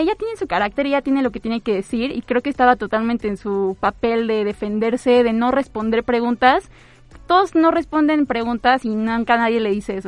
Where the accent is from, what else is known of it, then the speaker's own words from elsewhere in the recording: Mexico; como mexicanos y mexicanas